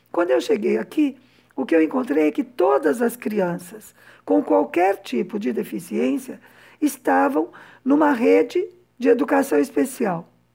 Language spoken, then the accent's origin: Portuguese; São Paulo, Brazil; moved away as an adult; also born or lived in Havana, Cuba; now in Cuba; eu cresci num conjunto residencial de uma fábrica no que naquela época era periferia de São Paulo